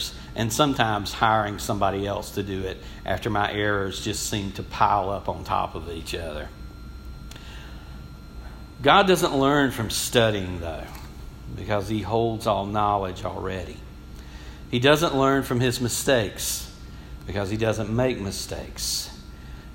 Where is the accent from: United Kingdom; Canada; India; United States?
United States; I grew up in the Sanford community, and all of y'all, I think, probably know where that's at, just outside of Athens, but it's the country